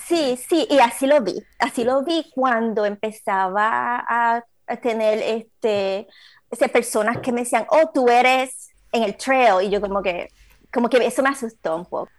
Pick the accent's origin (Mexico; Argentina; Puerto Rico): Puerto Rico; Aguas Buenas; moved away as an adult; now in Orange County, United States; soy puertorriqueña, obviamente, la tengo la sangre por todos lados. de puertorriqueño lo llevo en todos lados. Este, nací, me crié en el, en el barrio de Babuera, Puerto Rico